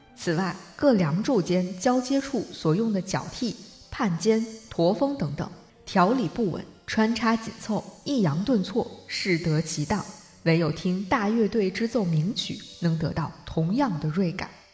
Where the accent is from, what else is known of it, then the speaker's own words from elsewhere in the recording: Hebei, China; moved away; 在我在河北生活长大的那些年里